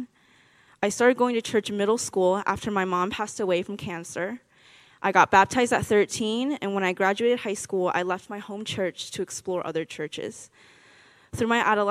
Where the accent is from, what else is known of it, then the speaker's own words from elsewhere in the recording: Orlando, Florida, United States; also born or lived in Taiwan / Tallahassee, Florida; I was born in Taiwan, and I moved to Orlando when I was 6